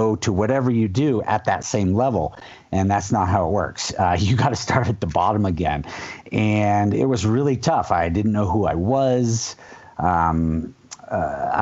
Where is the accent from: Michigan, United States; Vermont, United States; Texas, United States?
Vermont, United States; I grew up in Vermont on the slopes of the Middlebury College Snow Bowl, tiny little ski area